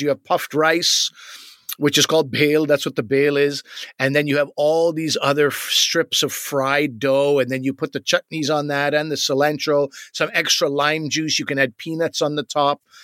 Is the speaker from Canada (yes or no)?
yes; Canada; as Canadian loser kids